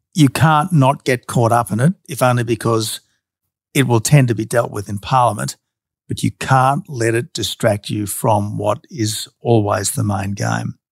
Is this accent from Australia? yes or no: yes; Australia; the Australian Prime Minister